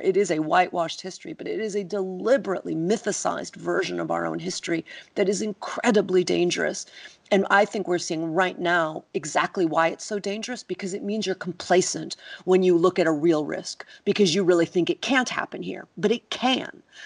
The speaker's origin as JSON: {"language": "English", "country": "United States", "moved": "yes", "lives_now": "London, United Kingdom", "said": "as an American who lives abroad"}